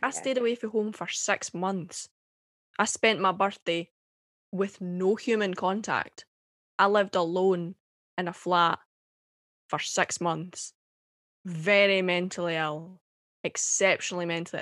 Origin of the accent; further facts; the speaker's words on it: Airdrie, Dunblane, Scotland, United Kingdom; accent: Scottish; now in St Andrews, United Kingdom; I was born and raised in Airdrie. I call it Gla- Glasgow adjacent, um, uh, but I moved when I was uh, quite young to Dunblane in the Central Belt